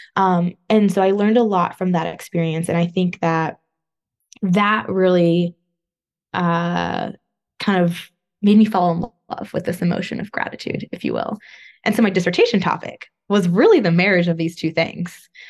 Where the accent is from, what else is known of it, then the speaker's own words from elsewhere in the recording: Northern California, United States; moved away as an adult; also born or lived in Los Angeles, California; now in East Coast, United States; I'm from California. Uh, grew up there, Northern California, but then I also lived in Southern California for a while, um, in LA area